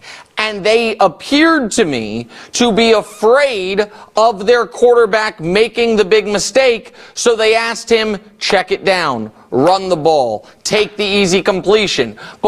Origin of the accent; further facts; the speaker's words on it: Kansas City, United States; because I'm a Chiefs guy, been rooting for my hometown team